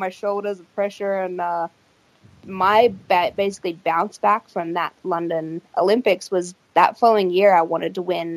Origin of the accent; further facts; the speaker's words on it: Australia; it was in my hometown